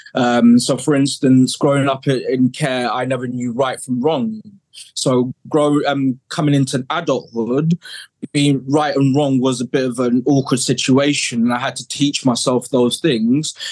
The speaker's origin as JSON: {"language": "English", "area": "Kent", "region": "South East England", "country": "United Kingdom", "tie": "born or raised there", "also_born_or_lived": "South London", "moved": "as an adult", "lives_now": "Somerset, United Kingdom", "said": "growing up in Kent um, back in the 80s, growing up in care 90s"}